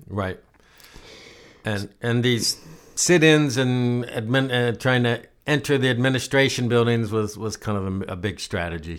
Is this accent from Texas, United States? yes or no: no; Ohio, United States; I'm from Ohio